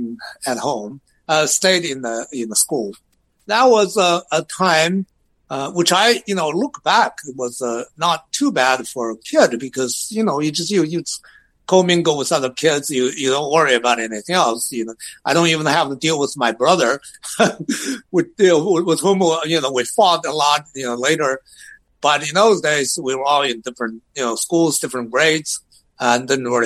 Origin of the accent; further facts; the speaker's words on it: Xi'an, Shaanxi, China; moved away; I grew up in Xi'an, China, a very old city in China